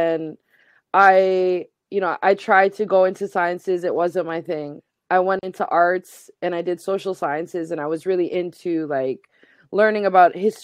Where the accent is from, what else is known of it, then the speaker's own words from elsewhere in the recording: Halifax, Nova Scotia, Canada; growing up in Halifax with a visibly Muslim family